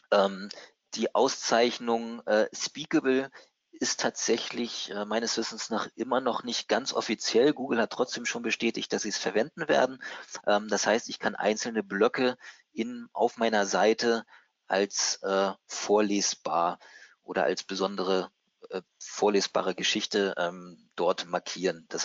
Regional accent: Hamburg, Germany; ich als Hamburger ähm, habe vielleicht einen etwas anderen Akzent und verwende andere Worte als andere Leute.

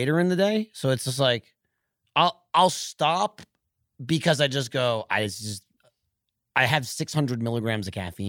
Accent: East Coast, United States; moved away; I grew up on the East Coast and it's like diner is law.

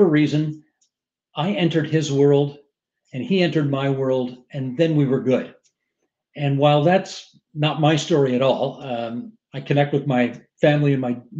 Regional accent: Hamilton, Ontario, Canada; I'm from Hamilton, so it's a long drive

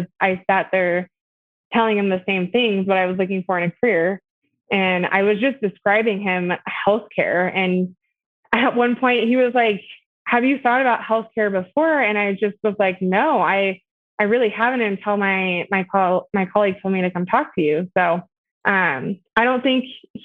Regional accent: Boise, Idaho, United States; I was born and raised here in Boise

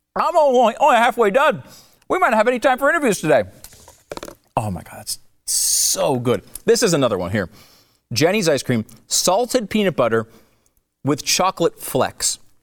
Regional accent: United States; as an American

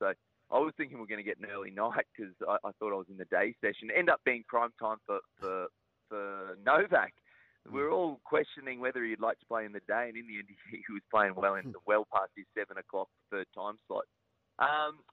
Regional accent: Queensland, Australia; being a Queenslander

